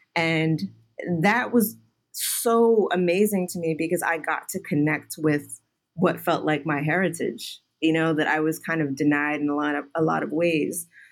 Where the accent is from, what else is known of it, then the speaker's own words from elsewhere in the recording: Houston, Texas, United States; moved away; also born or lived in New York; I grew up in Houston